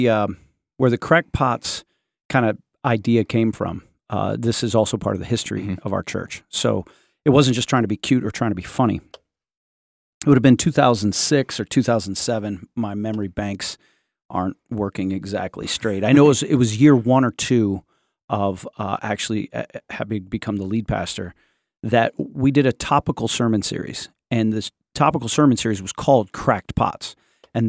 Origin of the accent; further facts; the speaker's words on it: United States; I'm a Christian who has lived in the South. That means sweet tea. I'm an American, right?